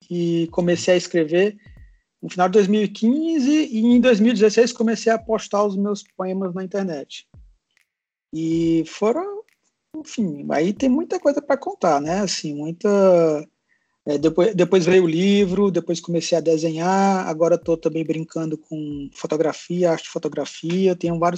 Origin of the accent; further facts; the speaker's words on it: Fortaleza, Ceará, Brazil; now in São Paulo, Brazil; Bem, eu sou de Fortaleza e eu vim para São Paulo para fazer a graduação.